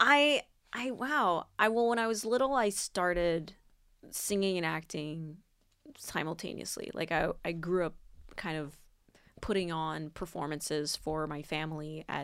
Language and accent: English; Cameroon; also born or lived in Sacramento, California; now in Los Angeles, United States; I grew up in Cameroon